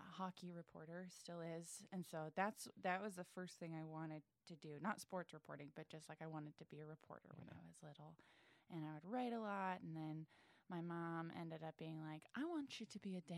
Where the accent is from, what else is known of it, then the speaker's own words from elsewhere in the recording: Brockton, Massachusetts, United States; moved away as an adult; also born or lived in Boston, Massachusetts; now in Los Angeles, United States; I grew up in Brockton, Massachusetts